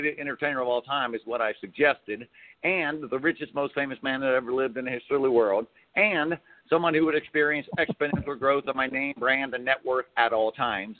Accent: Cincinnati, Ohio, United States; moved away as an adult; now in New York City, United States; I went home to my hometown, did it there in Cincinnati

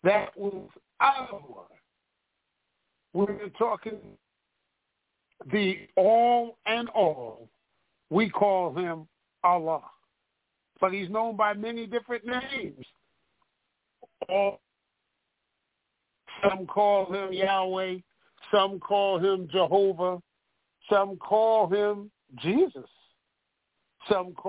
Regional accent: New York City, New York, United States; I was growing up on Hart Street in Bedford-Stuyvesant

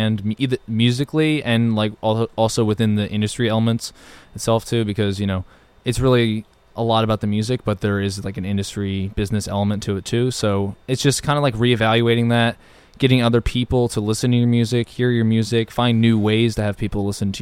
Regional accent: Mount Laurel, New Jersey, United States; We're from Mount Laurel, New Jersey, which is probably about 25, 30 minutes away from Philadelphia

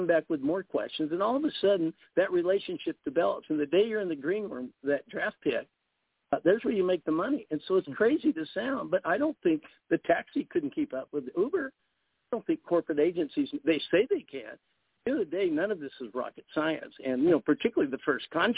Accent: Kansas City, Missouri, United States; moved away; I grew up in Kansas City

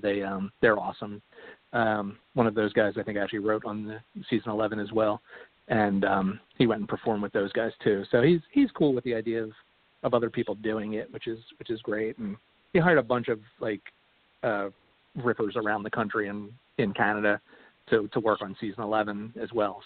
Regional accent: Philadelphia, Pennsylvania, United States; now in Atlanta, United States; I was born and raised in uh, Philadelphia

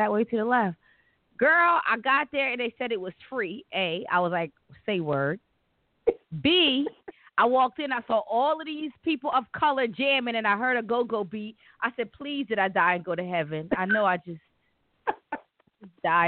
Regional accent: Delaware, United States; I'm from Delaware.

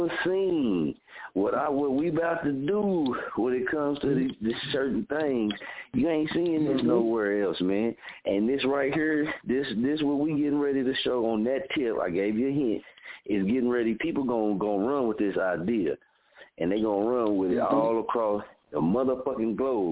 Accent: Muskogee, Oklahoma, United States; also born or lived in Wichita; born and raised in Muskogee

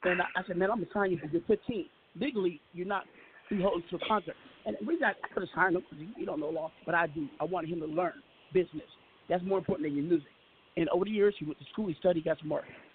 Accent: Seattle, Washington, United States; also born or lived in Staten Island, New York; now in Arizona, United States; I grew up in Seattle, Washington

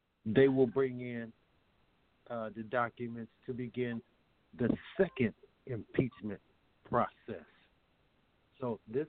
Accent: United States; I, as an American citizen

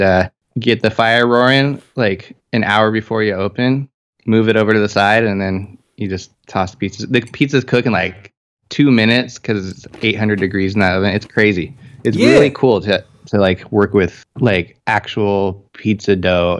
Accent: Longview, Washington, United States; growing up around Longview

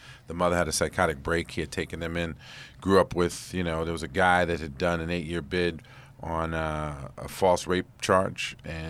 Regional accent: New York City, New York, United States; I grew up in East Harlem

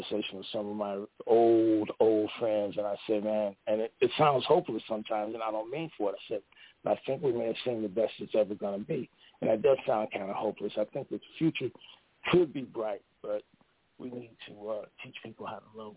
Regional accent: St. Louis, Missouri, United States; growing up in St. Louis, there were no acting classes or teachers for young African-Americans

